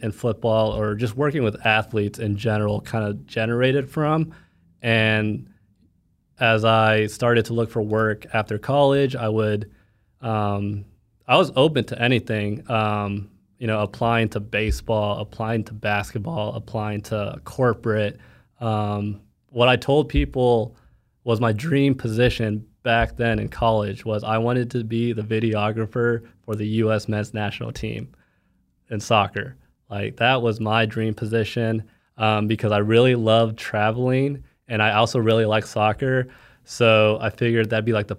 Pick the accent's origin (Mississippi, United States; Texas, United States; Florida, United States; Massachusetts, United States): Texas, United States; Dallas; I'm from Dallas